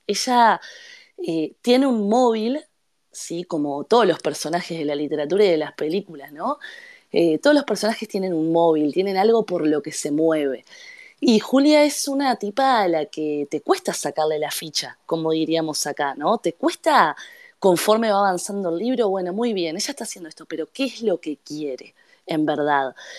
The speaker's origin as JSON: {"language": "Spanish", "country": "Uruguay", "tie": "born or raised there", "said": "habiendo nacido y crecido en Uruguay"}